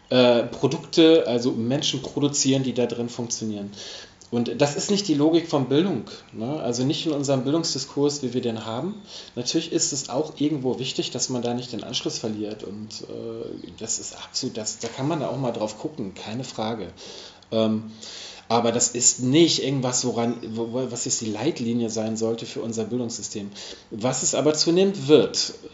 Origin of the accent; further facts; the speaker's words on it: Hamburg, Germany; weil ich komme aus Hamburg. Und in Hamburg ist es so, dass wirklich große Teile des Wohnungsmarktes eben zum Beispiel genossenschaftlich organisiert sind.